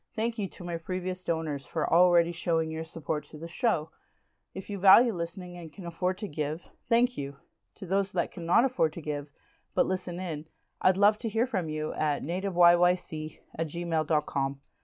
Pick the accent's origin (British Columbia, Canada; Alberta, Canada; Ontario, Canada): Alberta, Canada; Calgary; I was born in Calgary